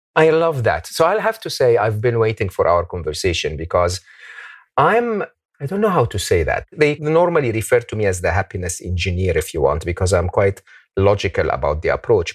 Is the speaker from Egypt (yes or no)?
yes; Egypt; moved away; I come from Egypt